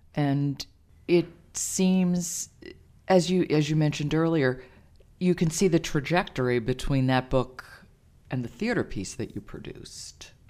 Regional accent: New York, United States; I am a New Yorker

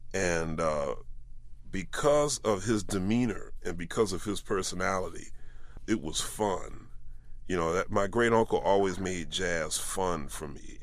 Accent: Philadelphia, Pennsylvania, United States; as a young man growing up in Philadelphia

